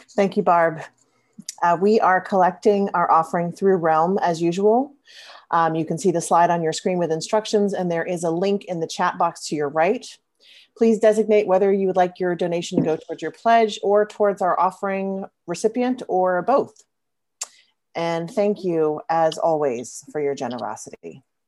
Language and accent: English; Louisiana, United States; I grew up in Louisiana, as many of you know, a place full of ancient mossy oak trees that I love to climb